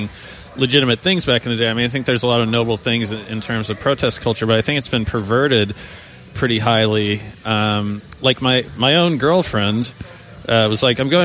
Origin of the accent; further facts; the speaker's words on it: Alaska, United States; I grew up in Alaska